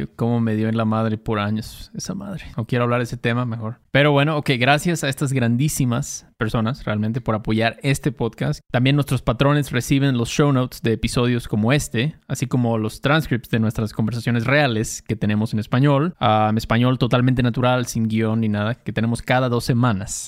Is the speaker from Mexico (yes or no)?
yes; Mexico; soy mexicano